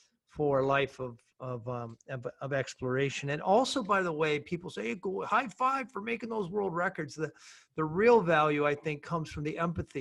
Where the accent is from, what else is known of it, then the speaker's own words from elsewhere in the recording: Minnesota, United States; I come from Minnesota, which has the highest per capita number of explorers than any place else